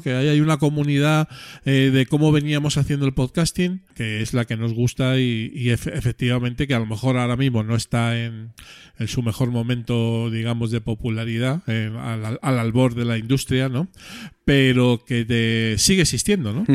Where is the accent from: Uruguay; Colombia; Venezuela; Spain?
Spain; Madrid, Community of Madrid; accent: Madrid; en el madrileño, que nosotros no tenemos acento en Madrid